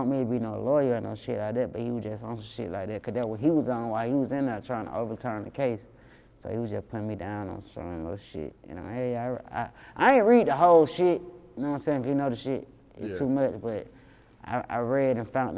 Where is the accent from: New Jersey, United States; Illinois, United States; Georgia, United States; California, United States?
Georgia, United States; Atlanta; I'm from Zone 3. I run around here, Atlanta, doing what I'm doing in my neighborhoods